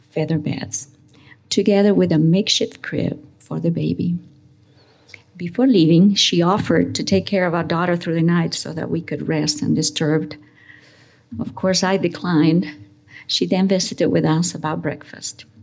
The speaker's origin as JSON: {"language": "English", "country": "Uruguay", "tie": "born or raised there", "also_born_or_lived": "Spain / United States", "second_language": "English", "moved": "as an adult", "said": "I was born in Spain. I had moved in my pre teenage years with my parents to Uruguay. And in my college years, I had taken up residency in the United States under trying and difficult circumstances."}